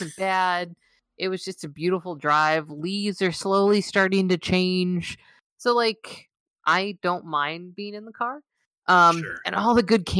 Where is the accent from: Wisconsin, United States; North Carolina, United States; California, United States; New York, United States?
California, United States; Southern; now in Minnesota, United States; I'm from Southern California